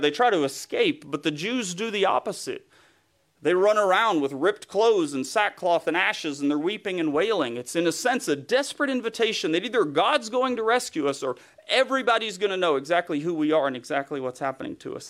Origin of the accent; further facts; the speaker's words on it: East Tennessee, United States; accent: Southern; moved away; was born and raised in East Tennessee, close to the Smoky Mountains